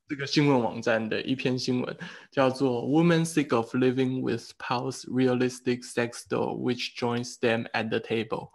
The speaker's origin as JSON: {"language": "Chinese", "country": "Taiwan", "also_born_or_lived": "Germany", "said": "我觉得台湾人，我们可以做的一个策略，就是我们必须让德国人发现这件事情"}